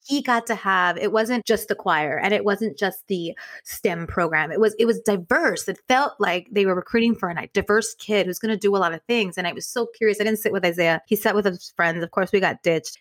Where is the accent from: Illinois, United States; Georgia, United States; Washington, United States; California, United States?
California, United States; Inglewood; we loved growing up in Inglewood